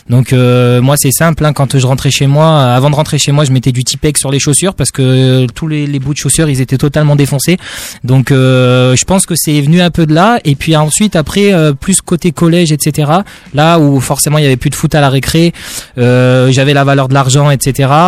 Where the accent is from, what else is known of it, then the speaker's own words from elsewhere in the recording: Grenoble, Auvergne-Rhône-Alpes, France; now in Strasbourg, France; du coup, j'ai 22 ans et je, suis strasbourgeois depuis euh, depuis deux semaines et euh, je viens tout droit de Grenoble